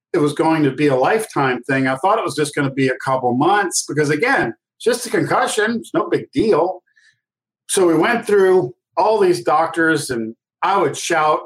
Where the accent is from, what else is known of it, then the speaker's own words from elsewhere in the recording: New Orleans, Louisiana, United States; I grew up in New Orleans